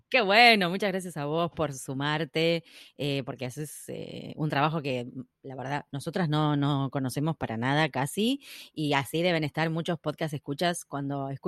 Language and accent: Spanish; Buenos Aires Province, Argentina; now in Berlin, Germany; De zona sur del, ah. de Buenos Aires. Del Gran Buenos Aires.